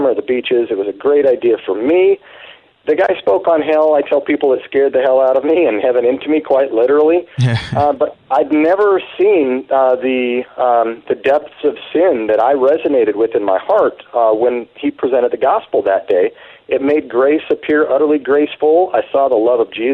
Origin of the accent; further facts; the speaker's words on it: Salt Lake City, Utah, United States; I grew up in Salt Lake City, Utah